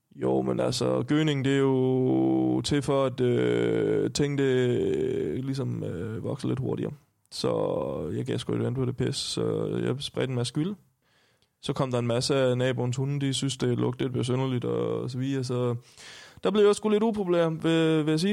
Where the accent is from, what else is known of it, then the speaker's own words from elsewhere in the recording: Stenstrup, Southern Denmark, Denmark; now in Copenhagen, Denmark; jeg kommer fra en familiegård, hvor øh, ja, vi har haft grise og køer